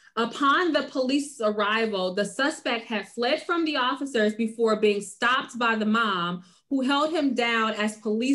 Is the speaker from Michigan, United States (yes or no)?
yes; Detroit, Michigan, United States; I'm from the D. I'm from Detroit, and we don't do this around these parts.